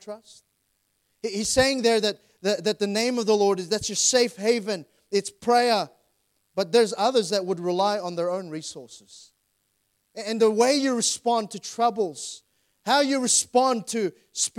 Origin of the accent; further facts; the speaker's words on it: Sydney, New South Wales, Australia; I grew up in Plumpton, grew up in Doonside area.